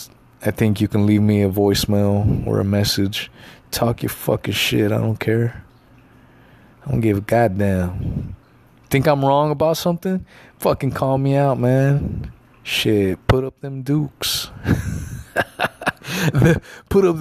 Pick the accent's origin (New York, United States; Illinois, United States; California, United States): California, United States; Los Angeles; also born or lived in the South (US); now in the South, United States; I was born